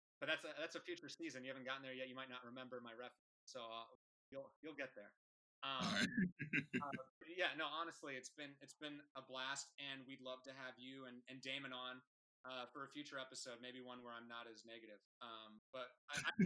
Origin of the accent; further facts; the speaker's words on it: Seattle, Washington, United States; I'm from Seattle